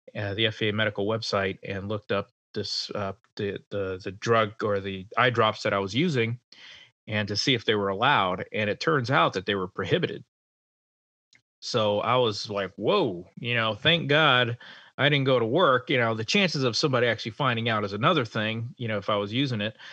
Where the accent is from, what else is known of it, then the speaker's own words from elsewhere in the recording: Rhode Island, United States; moved away; home to my home state of Rhode Island